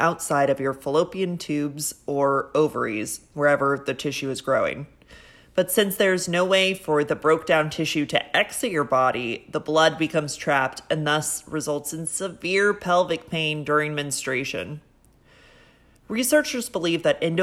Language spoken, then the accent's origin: English; San Diego, California, United States; now in New York, United States; I grew up in Southern California in San Diego.